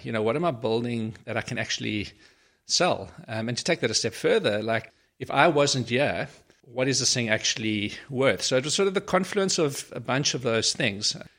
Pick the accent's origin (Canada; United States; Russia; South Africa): South Africa; Port Elizabeth, Eastern Cape; moved away as an adult; also born or lived in Pretoria / Johannesburg; been born in Pretoria, I grew up in Port Elizabeth many years ago